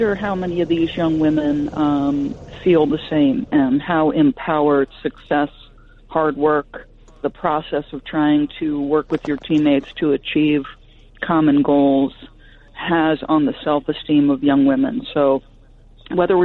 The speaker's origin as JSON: {"language": "English", "region": "New Jersey", "country": "United States", "tie": "born or raised there", "also_born_or_lived": "New York", "moved": "as an adult", "lives_now": "New England, United States", "said": "I was born in New York, raised for the most part in New Jersey"}